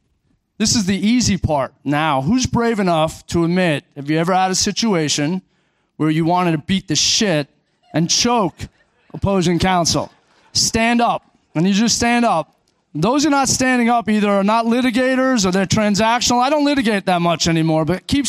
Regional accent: Orlando, Florida, United States; I'm from Orlando

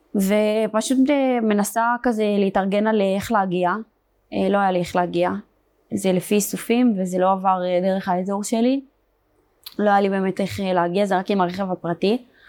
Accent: Beersheba, Southern District, Israel; also born or lived in Meitar; נולדתי בבאר שבע. גדלתי

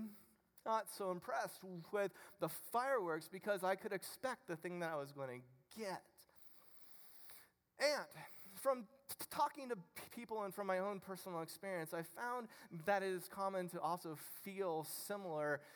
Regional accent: Ohio, United States; I'm from Ohio

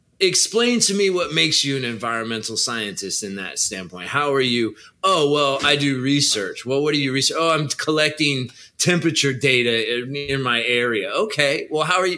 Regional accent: California, United States; I'm a Californian

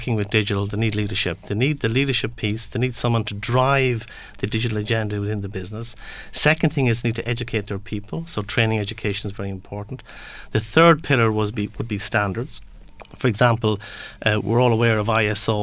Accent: Galway, Connacht, Ireland; I'm from Galway

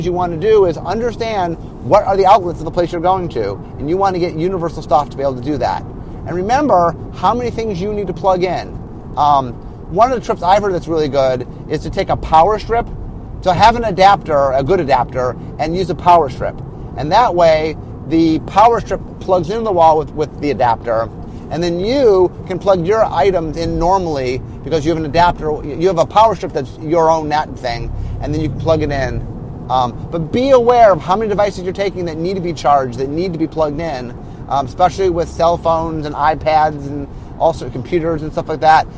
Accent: United States; I'm American

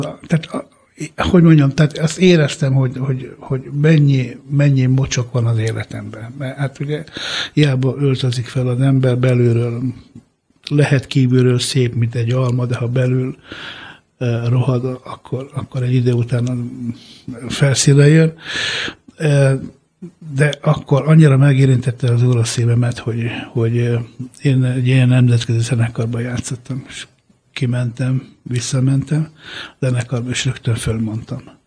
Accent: Hungary; Hungarian is a second language; also born or lived in San Ferdinando di Puglia, Italy; ott éltünk eh, egészen öt éves koromig, amikor Magyarországra jöttünk.

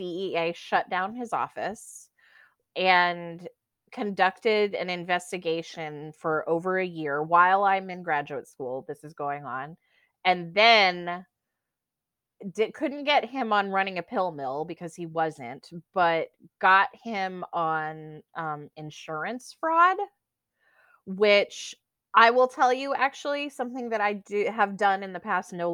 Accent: the South, United States; now in New York City, United States; I'm from the South originally, and it was about my family

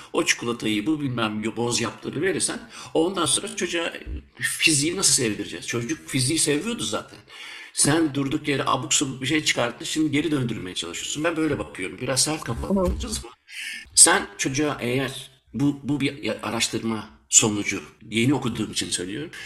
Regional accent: Germany; moved away as an adult; now in Belgium; Ben Almanya'da doğdum büyüdüm. E, 13 senedir de Belçika'da yaşıyorum.

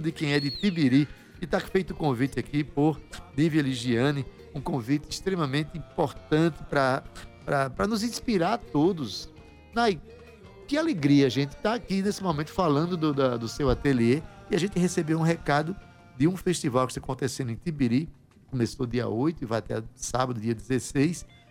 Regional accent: João Pessoa, Paraíba, Brazil; Eu que sou do bairro de Jaguaribe

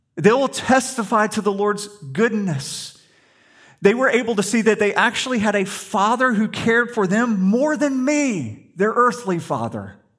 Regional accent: the South, United States; we grew up in the South, we're Christians

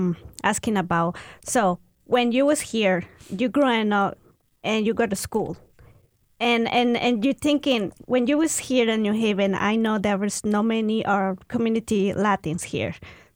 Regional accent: Bronx, New York, United States; accent: Mexican; When I was here and I was a teenager, I was grew up in the Bronx and they asked me all the time, where are you from? I always say I'm from New York or I'm from New Haven

